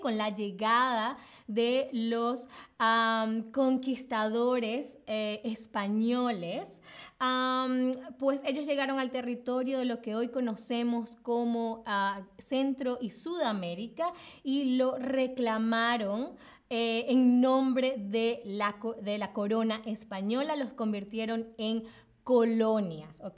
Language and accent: Spanish; Venezuela; moved away as an adult; now in Berlin, Germany; me fui de Venezuela y me vine acá a Berlín sola